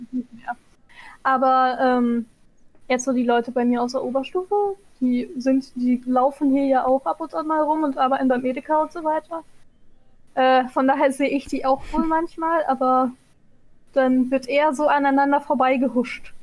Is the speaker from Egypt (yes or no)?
yes; Egypt; now in Germany; die Hälfte meiner Kindheit in Ägypten war